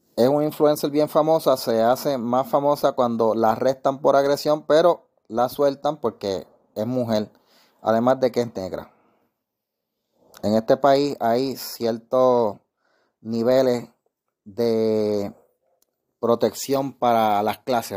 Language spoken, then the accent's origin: Spanish; Puerto Rico; yo soy de Calle